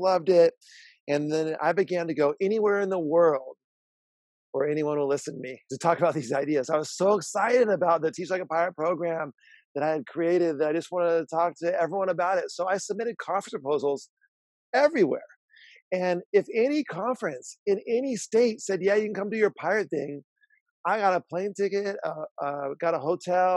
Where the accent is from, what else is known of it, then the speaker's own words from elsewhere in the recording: San Diego, California, United States; I'm from San Diego, California